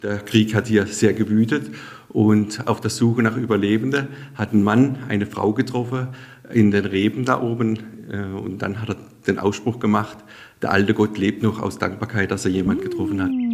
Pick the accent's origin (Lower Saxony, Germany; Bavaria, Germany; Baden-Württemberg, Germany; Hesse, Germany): Baden-Württemberg, Germany; Sasbachwalden; Saschbachwalde ist meine Heimat